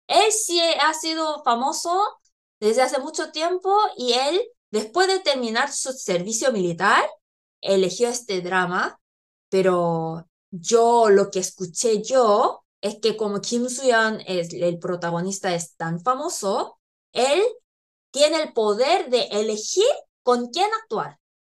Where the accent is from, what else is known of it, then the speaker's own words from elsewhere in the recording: South Korea; moved away; also born or lived in Chile; coreana, que ha vivido